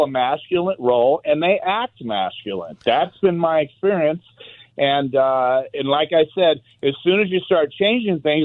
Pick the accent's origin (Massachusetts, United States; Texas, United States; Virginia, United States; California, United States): California, United States; Los Angeles; Starting at 8 years old, I went to the LA school system. I went to Bible study, and then I changed into my Pop Warner football gear for the Venice Bulldogs